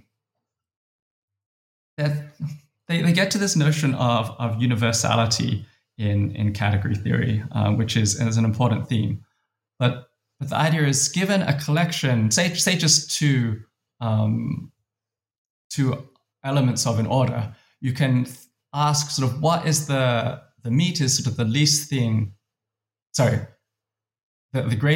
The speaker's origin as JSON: {"language": "English", "town": "Adelaide", "region": "South Australia", "country": "Australia", "tie": "born or raised there", "said": "I grew up in Adelaide, Australia."}